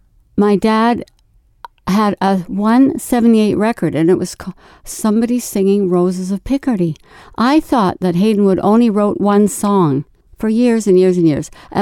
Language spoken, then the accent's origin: English; Vancouver, British Columbia, Canada; born there; I was born in Vancouver with a British heritage.